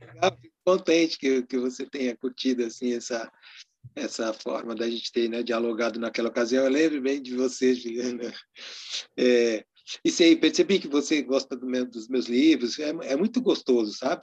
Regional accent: Cravis, interior of São Paulo, Brazil; Lá na cidade onde eu nasci, em Cravis, no interior de São Paulo

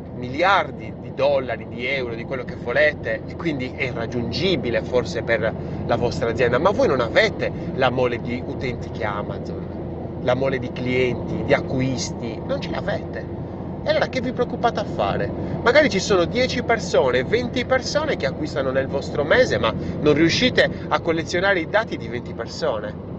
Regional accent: Sardinia, Italy; io sono sardo

